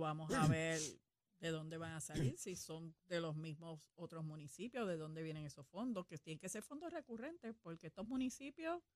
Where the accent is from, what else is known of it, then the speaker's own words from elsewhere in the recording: Puerto Rico; como buenos puertorriqueños